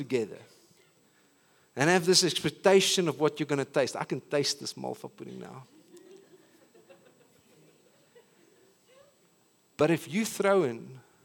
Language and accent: English; South Africa